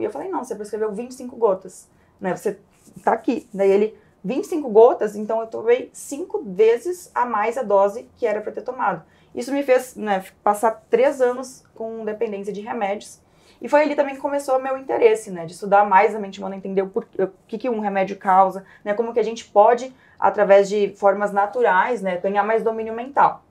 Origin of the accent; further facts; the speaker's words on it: Caxias do Sul, Rio Grande do Sul, Brazil; minha história come começa em Caxias do Sul, sou lá do Sul